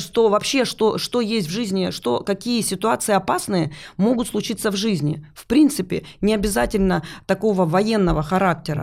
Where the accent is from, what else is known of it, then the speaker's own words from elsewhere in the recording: Luhansk, Luhansk Oblast, Ukraine; moved away as an adult; also born or lived in Vorkuta; Я вообще сама из Луганска